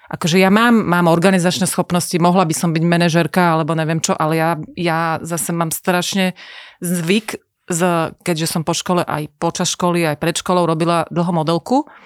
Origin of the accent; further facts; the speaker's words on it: Košice, Košice Region, Slovakia; Že ja som mala 14, došli sme s mamou z Košíc na vlaku a ty si nás fotila v nejakom byte.